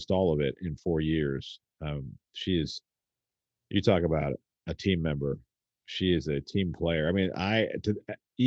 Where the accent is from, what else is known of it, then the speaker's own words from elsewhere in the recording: United States; as an American people